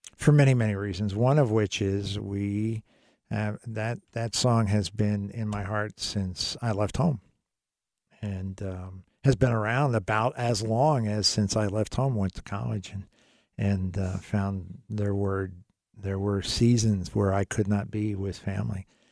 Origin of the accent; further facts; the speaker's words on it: United States; I'm an American